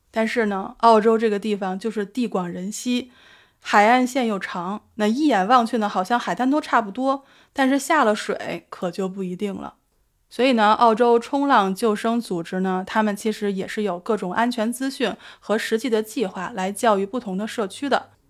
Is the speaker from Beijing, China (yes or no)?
yes; Beijing, China; now in Sydney, Australia; 我的家乡北京